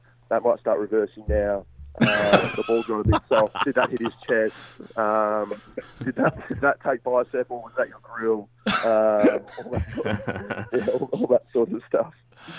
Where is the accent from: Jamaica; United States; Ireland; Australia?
Australia; Western Australia; now in Melbourne, Australia; when I moved to Melbourne from Western Australia, I didn't play a game of state cricket for about 18 months.